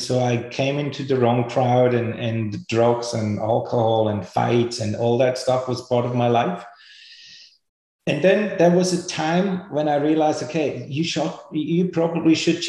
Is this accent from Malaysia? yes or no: no; Switzerland; I grew up in Switzerland. I was a rebel, no parents.